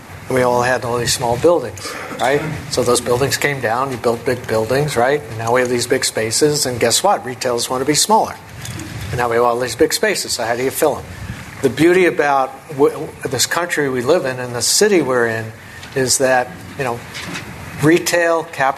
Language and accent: English; New York, United States; moved away as an adult; now in Chicago, United States; I grew up in New York